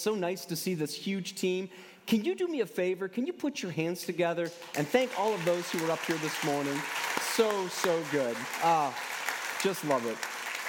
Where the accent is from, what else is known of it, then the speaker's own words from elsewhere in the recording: Michigan, United States; I grew up in Michigan. I've lived here all my life.